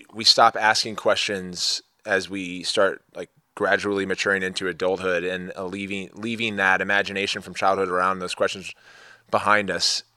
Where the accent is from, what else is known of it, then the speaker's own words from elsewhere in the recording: Maryland, United States; I grew up in Maryland